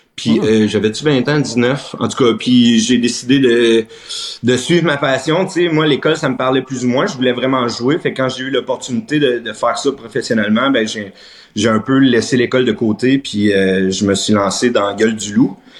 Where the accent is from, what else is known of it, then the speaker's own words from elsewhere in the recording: Plantagenet, Ontario, Canada; also born or lived in Treadwell; Fait que je dis que je viens de Treadwell, mais ultimement, Plantagenet. J'étais allé à l'école à Plantage. ma famille vient de Plantagenet